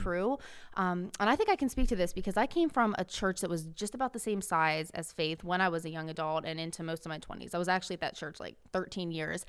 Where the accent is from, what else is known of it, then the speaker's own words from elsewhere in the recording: Maryland, United States; moved away; I'm originally from Maryland